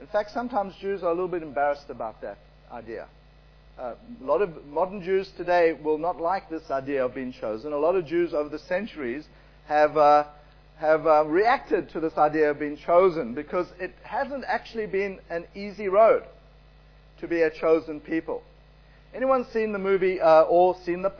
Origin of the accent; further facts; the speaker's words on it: South Africa; I was born in South Africa. My parents were born there.